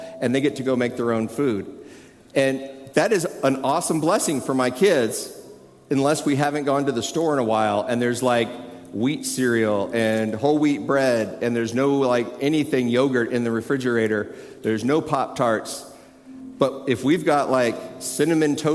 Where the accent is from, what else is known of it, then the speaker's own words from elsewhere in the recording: Tucson, Arizona, United States; moved away as an adult; also born or lived in Colorado; when I moved from Colorado to Tucson, I was single still. This was a while ago. I'd been living in Colorado for a few years, and I was moving back to where I had grown up